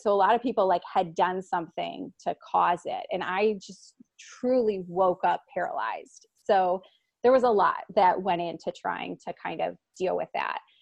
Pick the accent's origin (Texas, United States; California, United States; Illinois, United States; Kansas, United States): Illinois, United States; Chicago; moved away as an adult; I'm from Chicago